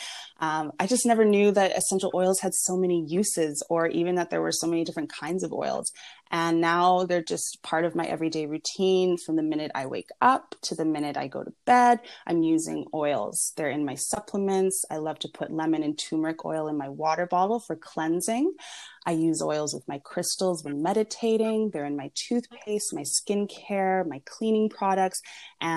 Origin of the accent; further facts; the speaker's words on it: Vancouver, British Columbia, Canada; also born or lived in Venice, Los Angeles, California; now in Los Angeles, United States; I'm originally from Vancouver, Canada, but I currently live here in Venice, California, in Los Angeles